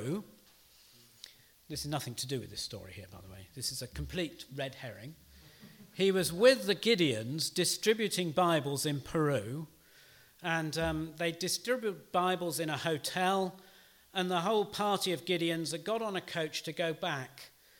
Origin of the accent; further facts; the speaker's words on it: United Kingdom; I'm very British.